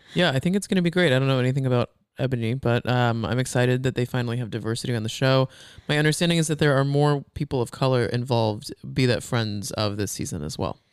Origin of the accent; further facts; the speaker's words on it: Texas, United States; growing up in Texas